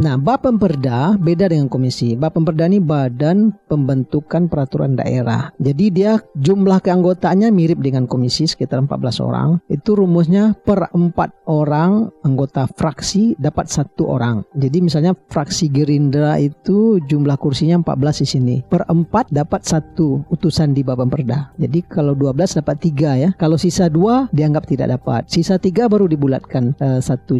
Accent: Payakumbuh, West Sumatra, Indonesia; kampung halaman saya sendiri Kumbu 50 kota

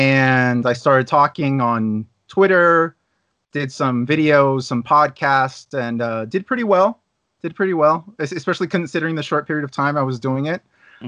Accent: Santiago, Santiago Metropolitan Region, Chile; also born or lived in Los Angeles, United States; So I was born in the United States. So I don't speak with an accent, but I live in Chile, Santiago, Chile. I moved here from Los Angeles with my parents, who were both Chilean immigrants, in 1994 to Chile. I didn't speak Spanish when I got here.

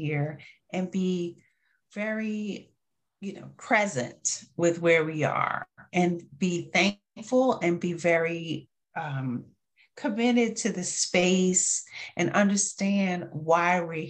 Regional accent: New York, United States; I'm from New York.

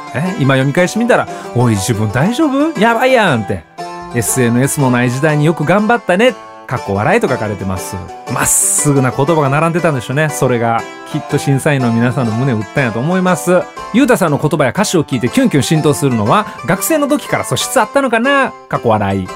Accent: Kansai, Japan; 地元の関西では11月中旬くらいですかね

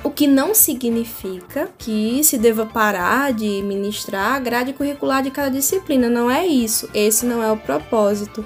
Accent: Brazil; first language Portuguese

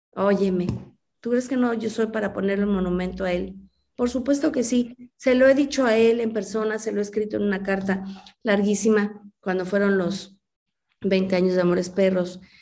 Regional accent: Mexico; soy una mexicana que desde niña, como muchos mexicanos, pues crecimos con las películas blanco y negro

